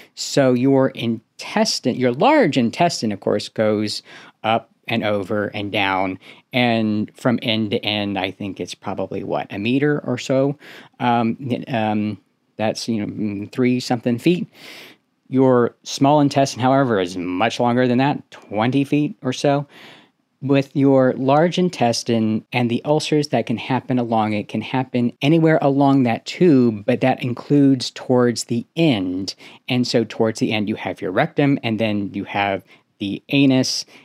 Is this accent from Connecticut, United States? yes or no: no; Houston, Texas, United States; moved away as an adult; also born or lived in Seattle; I ended up moving away from, uh, my hometown to Seattle, across the country from where I'm originally from, from Houston, Texas